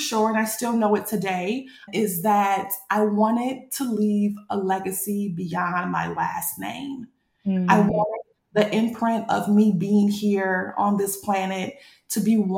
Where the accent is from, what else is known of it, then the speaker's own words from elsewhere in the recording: Battle Creek, Michigan, United States; I'm a brand new fundraiser for a nonprofit in my hometown, Battle Creek, Michigan